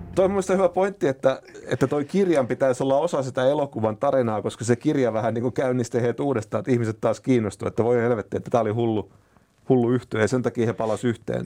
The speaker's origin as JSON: {"language": "Finnish", "town": "Huittinen", "region": "Satakunta", "country": "Finland", "tie": "born or raised there", "said": "Huittisissa, mistä mä oon kotoisin"}